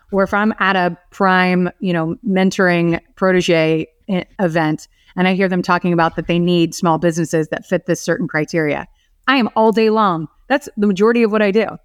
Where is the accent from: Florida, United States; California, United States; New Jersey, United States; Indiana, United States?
Florida, United States; Orlando; I was born and raised here in Orlando